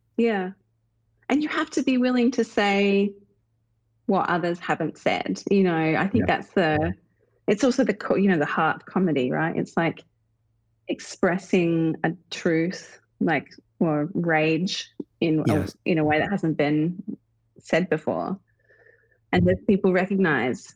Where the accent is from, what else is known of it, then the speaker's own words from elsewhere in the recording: Australia; now in United States; as an Australian